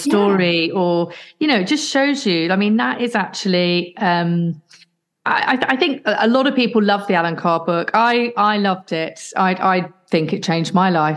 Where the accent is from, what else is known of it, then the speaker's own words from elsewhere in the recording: Midlands, United Kingdom; I'm from the Midlands area